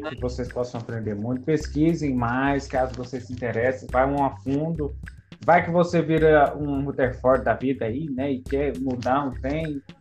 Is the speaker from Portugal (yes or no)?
no; Goiás, Brazil; brasileiro aqui, ó, goiano